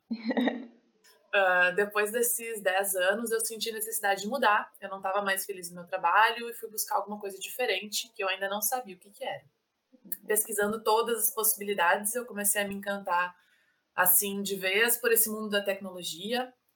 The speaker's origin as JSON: {"language": "Portuguese", "town": "Porto Alegre", "region": "Rio Grande do Sul", "country": "Brazil", "tie": "born or raised there", "moved": "as an adult", "lives_now": "Balneário Camboriú, Brazil", "said": "eu sou gaúcha, nasci em Porto Alegre, mas hoje eu moro em Balneário Camboriú, Santa Catarina"}